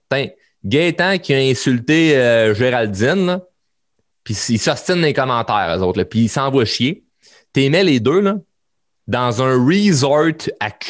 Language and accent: French; Quebec, Canada; Ben oui, on est un Québécois, on est des Québécois de tabarnak, puis calice.